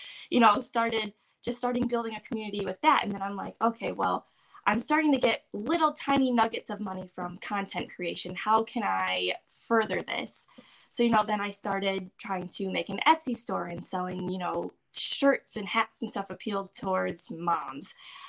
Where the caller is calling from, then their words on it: Michigan, United States; From Michigan.